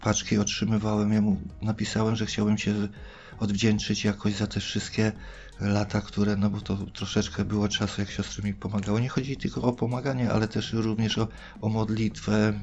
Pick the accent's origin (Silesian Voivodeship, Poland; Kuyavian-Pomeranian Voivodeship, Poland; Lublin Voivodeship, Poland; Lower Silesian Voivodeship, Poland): Kuyavian-Pomeranian Voivodeship, Poland; Bydgoszcz; ja pochodzę z Bydgoszczy, samej Bydgoszczy, województwo kujawsko-pomorskie.